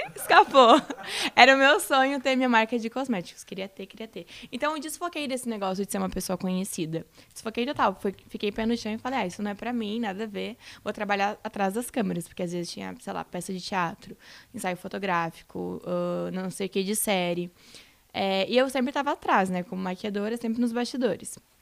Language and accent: Portuguese; Rio Grande do Sul, Brazil; moved away as an adult; also born or lived in Santa Catarina; fui morar em Santa Catarina, que eu sou do Rio Grande do Sul